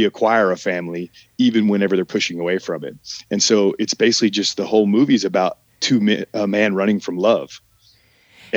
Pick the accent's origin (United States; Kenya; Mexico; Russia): United States; Oklahoma; moved away as an adult; also born or lived in Arkansas; now in Los Angeles, United States; I'm from Oklahoma. I mean, I grew up in Oklahoma